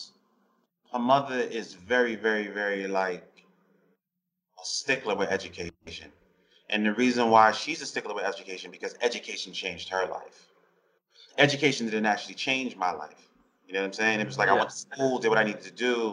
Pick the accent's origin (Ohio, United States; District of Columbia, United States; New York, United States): New York, United States; I grew up in New York